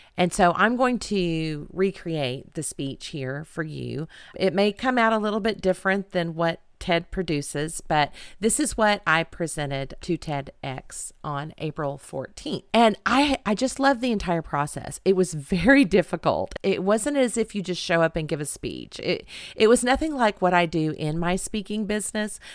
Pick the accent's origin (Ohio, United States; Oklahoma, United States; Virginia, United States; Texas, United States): Oklahoma, United States; Edmond; here in Edmond, Oklahoma, my hometown